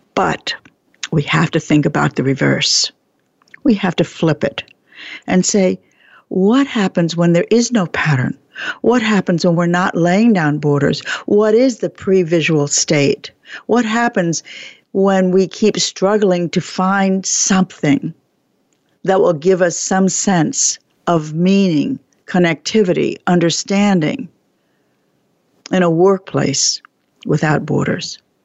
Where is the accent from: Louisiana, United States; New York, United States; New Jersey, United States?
New York, United States; New York City; I was born in Brooklyn